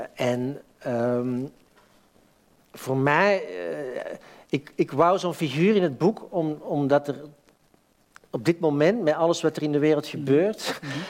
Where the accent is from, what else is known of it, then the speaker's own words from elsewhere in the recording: Antwerp, Flanders, Belgium; moved away as an adult; now in Amsterdam, Netherlands; ik ben van Antwerpen.